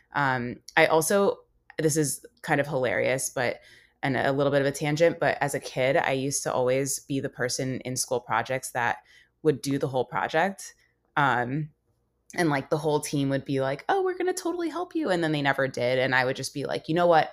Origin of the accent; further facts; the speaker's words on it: United States; growing up in America and having two parents that, uh, you know, immigrated here